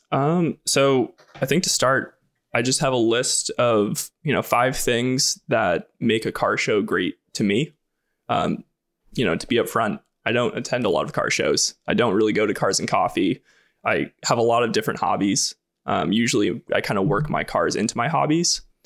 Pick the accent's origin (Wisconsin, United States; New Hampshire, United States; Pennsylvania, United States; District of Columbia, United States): New Hampshire, United States; I grew up in New Hampshire